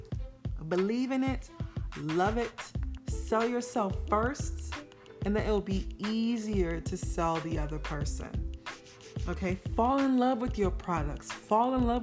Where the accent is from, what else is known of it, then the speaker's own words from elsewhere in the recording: Nigeria; me being Nigerian